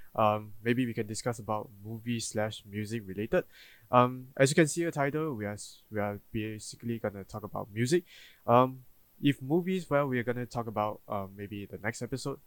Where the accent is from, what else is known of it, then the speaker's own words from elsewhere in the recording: Malaysia; as a Malaysian